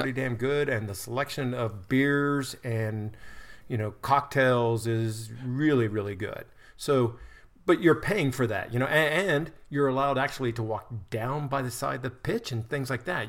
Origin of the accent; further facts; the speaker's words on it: United States; as an American, I've been over there